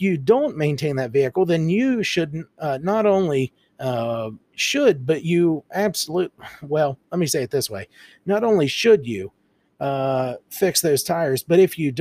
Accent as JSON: {"language": "English", "country": "United States", "said": "being an American"}